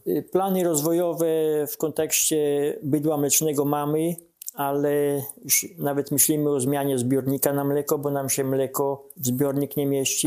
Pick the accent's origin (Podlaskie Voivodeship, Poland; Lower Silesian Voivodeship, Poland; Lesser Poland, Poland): Podlaskie Voivodeship, Poland